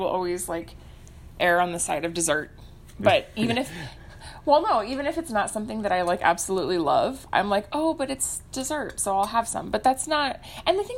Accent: New Mexico, United States; I was from New Mexico

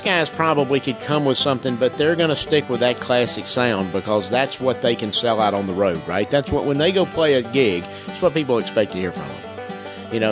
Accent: just below Macon, South Georgia, United States; accent: southern; now in Nashville, United States; I'm from South Georgia. I'm from just below Macon, Georgia

